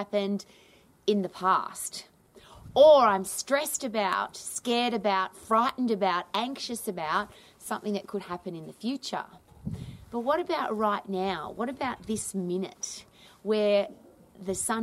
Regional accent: Australia; I was brought up in Australia

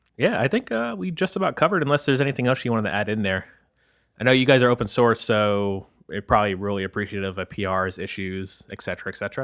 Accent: the South, United States; moved away; I come from the South

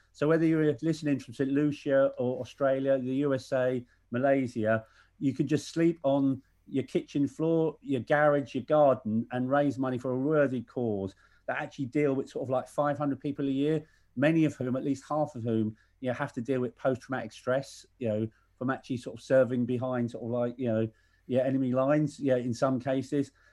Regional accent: Ireland; I'm Irish

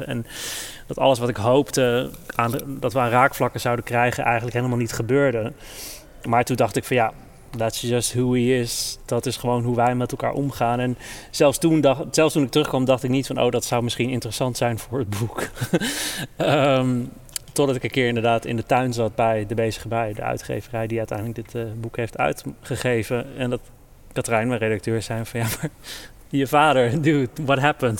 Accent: Netherlands; ik ben in Nederland geboren en opgegroeid

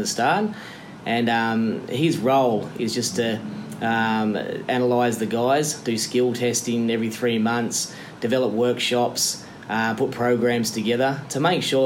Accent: Camden, New South Wales, Australia; I'm from Camden

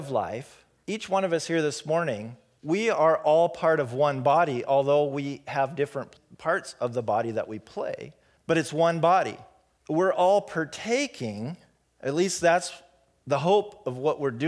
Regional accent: Pacific Northwest, United States; this white boy growing up in the Pacific Northwest

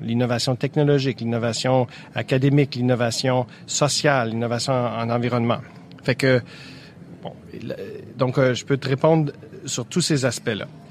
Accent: Quebec, Canada; chez nous au ah, Québec

